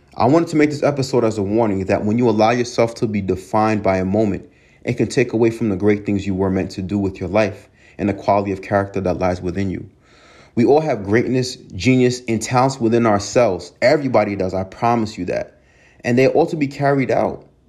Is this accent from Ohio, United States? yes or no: no; Hempstead, New York, United States; also born or lived in Binghamton, New York; I grew up in Hempstead and how tough it was growing up